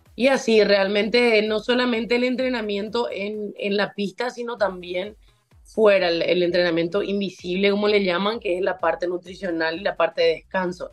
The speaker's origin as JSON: {"language": "Spanish", "country": "Paraguay", "also_born_or_lived": "Tulsa, Oklahoma, United States", "said": "en Paraguay no tenemos leones"}